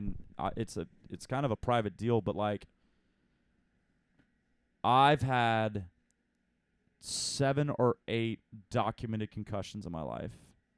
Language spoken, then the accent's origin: English; Ottawa, Ontario, Canada; Growing up in Ottawa, you just come out there and you just fight dudes.